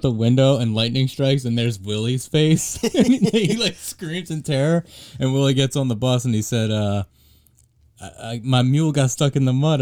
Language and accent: English; Springfield, United States; we're actually from Springfield